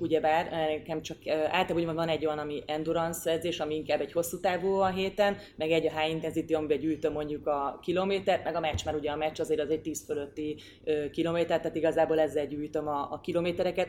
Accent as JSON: {"language": "Hungarian", "region": "Győr-Moson-Sopron", "country": "Hungary", "said": "én Győrmoson-Sokról megyei vagyok"}